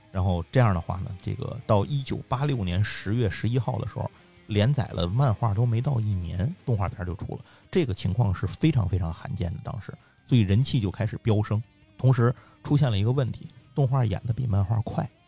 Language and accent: Chinese; Tianjin, China; 我天津人嘛，就是我们家后头那块儿有一个地方是黄金花园儿